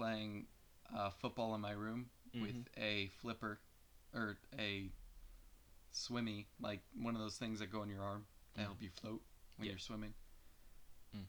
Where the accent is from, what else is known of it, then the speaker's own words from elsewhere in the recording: New Jersey, United States; the one I grew up in New Jersey